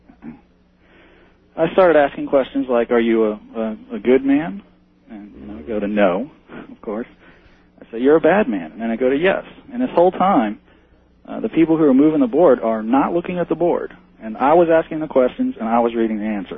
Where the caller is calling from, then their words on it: Metairie, Louisiana, United States; I'm calling from Metairie, Louisiana, which is right next door to New Orleans